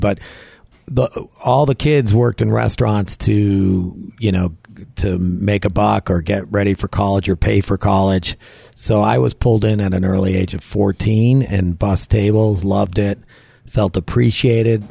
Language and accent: English; Wilton, Connecticut, United States; moved away as an adult; also born or lived in Westport, Connecticut; now in New Hampshire, United States; I'm from Westport, Wilton, Connecticut. Okay. I went to Wilton High School, Wilton Warriors.